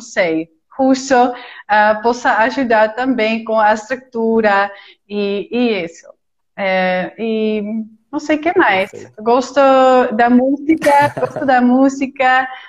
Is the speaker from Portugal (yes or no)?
no; Utrecht, Netherlands; Portuguese is a second language; now in Lima, Peru; sou de Utrecht, eh, é no centro, no centro da Holanda